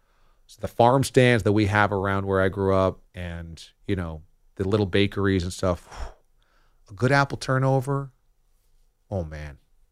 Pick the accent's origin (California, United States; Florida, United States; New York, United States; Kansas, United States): New York, United States; Hudson Valley; I grew up and now live in the Hudson Valley of New York, and my hometown is like apple picking capital of the Northeast, with just apple orchards all over the place.